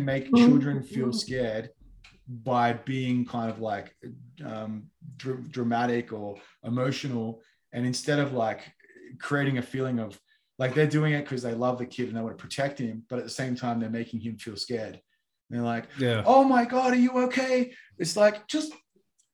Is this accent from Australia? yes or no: yes; Australia; I'm from Australia